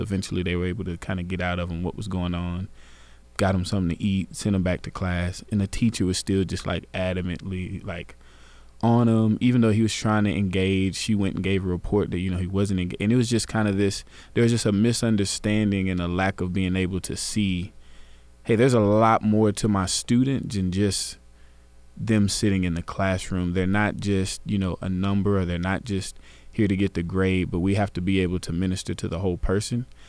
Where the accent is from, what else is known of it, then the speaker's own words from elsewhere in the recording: Garland, Texas, United States; I'm from Garland, Texas